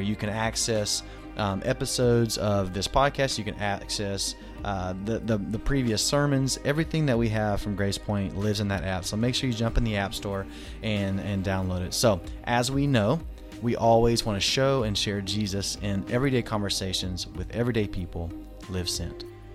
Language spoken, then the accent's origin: English; Arkansas, United States; I'm from Arkansas